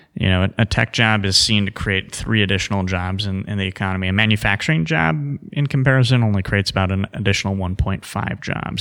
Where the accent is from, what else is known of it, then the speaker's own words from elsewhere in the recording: Cedarburg, Wisconsin, United States; I grew up in Cedarburg, a northern suburb of Milwaukee